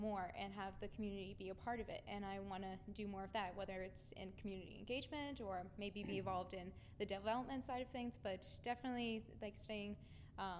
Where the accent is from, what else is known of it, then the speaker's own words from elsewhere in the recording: New Philadelphia, Ohio, United States; I'm from New Philadelphia, Ohio, so I live an hour and a half away